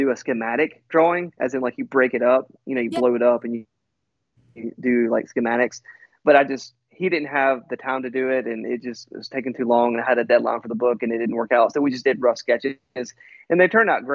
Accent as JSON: {"language": "English", "country": "United States", "said": "I'm from the United States"}